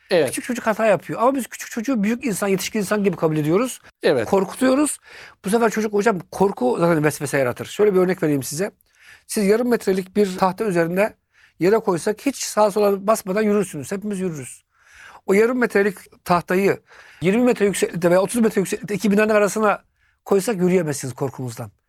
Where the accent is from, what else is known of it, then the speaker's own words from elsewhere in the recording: Turkey; Ben Türk'üm. Annesinin umurunda değil. Ya çocuk soğuk karlı havada gezmiş bu çocuğun ayakları üşümez. Bizim Türk anneler olsa bırak ıslak ayakla gezmeyi Aman Allah'ım.